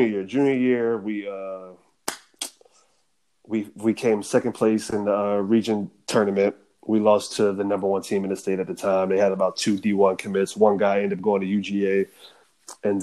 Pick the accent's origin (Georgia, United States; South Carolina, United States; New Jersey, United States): Georgia, United States; Norcross; I'm going from Norcross to Sandy Springs now at 6:30 a.m. just to get to school on time